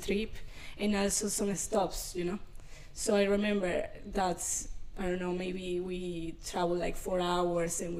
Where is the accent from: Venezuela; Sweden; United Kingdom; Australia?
Venezuela; English is a second language; moved away as an adult; also born or lived in Ecuador; now in Dublin, Ireland; I'm from Venezuela, as you said, and I was living there for a long time, all of my life. Mm. I mean, until I was 23